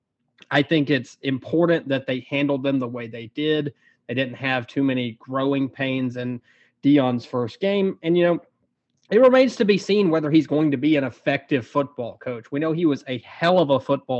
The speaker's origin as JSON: {"language": "English", "town": "Jacksonville", "region": "Alabama", "country": "United States", "tie": "born or raised there", "said": "I'm from Jacksonville, Alabama. So I've been around that school and that football program quite a bit growing up."}